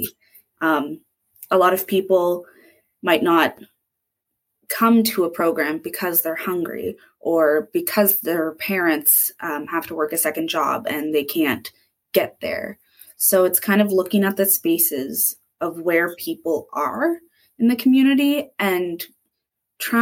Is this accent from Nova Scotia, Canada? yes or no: yes; Dartmouth, Nova Scotia, Canada; moved away as an adult; also born or lived in Berwick / Queens; I'm from Dartmouth